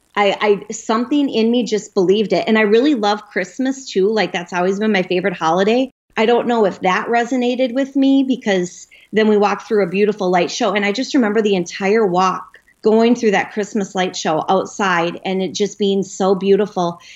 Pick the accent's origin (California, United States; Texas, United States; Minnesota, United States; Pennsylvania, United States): Minnesota, United States; Minneapolis; I'm from Minneapolis, Minnesota